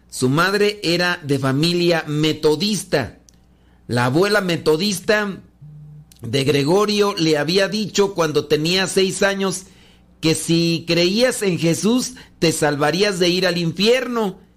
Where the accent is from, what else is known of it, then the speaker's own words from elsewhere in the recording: Peru; soy músico católico peruano